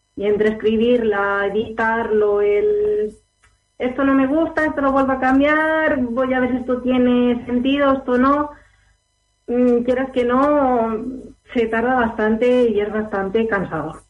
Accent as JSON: {"language": "Spanish", "area": "Alicante", "region": "Valencian Community", "country": "Spain", "said": "Soy de El Alicante."}